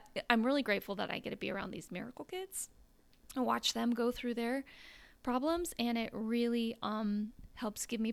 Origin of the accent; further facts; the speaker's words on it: Afton, Wyoming, United States; moved away as an adult; also born or lived in Provo, Utah; I grew up in Afton, Wyoming, very small town